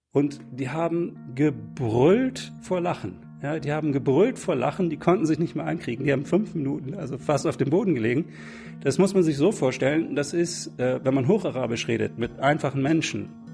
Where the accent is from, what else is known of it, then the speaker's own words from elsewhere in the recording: Bremen, Germany; Ich komme selber aus Bremen, da bin ich aufgewachsen und bin natürlich Bremen immer noch sehr eng verbunden